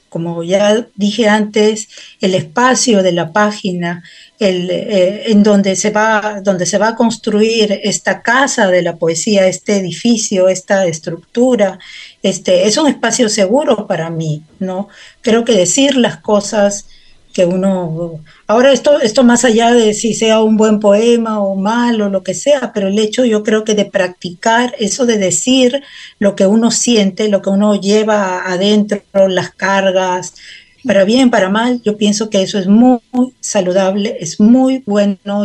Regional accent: Peru; now in Helsinki, Finland; como peruana

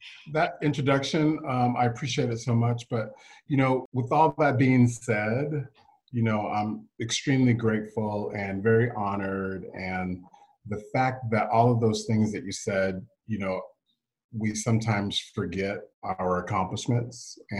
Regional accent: Texas, United States; if I'm from Texas, like you said, and I grew up in a military family, as you said, and I'm an only child.

